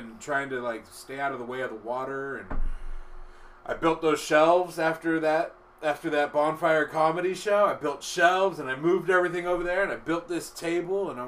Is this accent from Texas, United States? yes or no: no; White Center, Washington, United States; also born or lived in Burien / West Seattle; I grew up in White Center